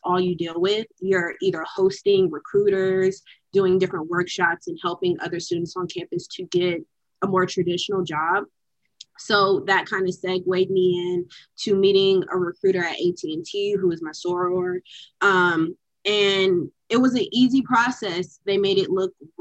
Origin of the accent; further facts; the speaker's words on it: Decatur, Georgia, United States; moved away as an adult; also born or lived in Dallas, Texas; I'm from Decatur, Georgia. I went to a predominantly Black high school. I grew up in a predominantly Black community my entire life